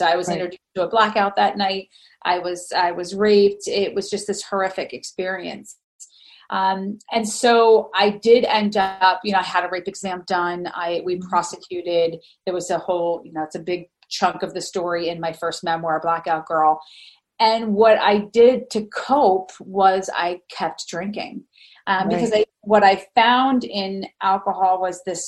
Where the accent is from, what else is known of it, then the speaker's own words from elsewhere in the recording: Allentown, Pennsylvania, United States; also born or lived in Harrisburg, Pennsylvania; now in Camp Hill, United States; I grew up in Pennsylvania. So I'm from actually the Lehigh Valley area